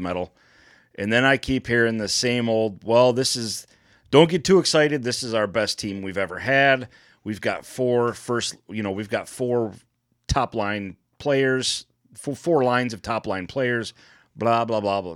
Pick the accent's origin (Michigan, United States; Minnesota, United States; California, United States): Michigan, United States; Detroit; moved away; my hometown